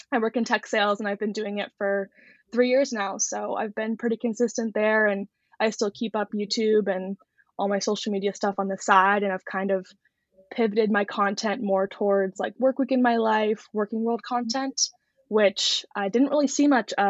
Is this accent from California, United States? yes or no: yes; Bay Area, California, United States; also born or lived in Los Angeles; I grew up in the Bay Area, so I am a NorCal gal at heart, and that's where I currently live today